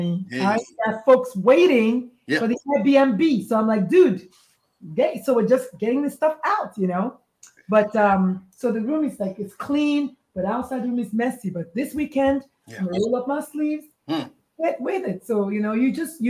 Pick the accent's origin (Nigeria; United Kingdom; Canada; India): Nigeria; moved away; I was born, bred, slightly burned, and buttered in Nigeria.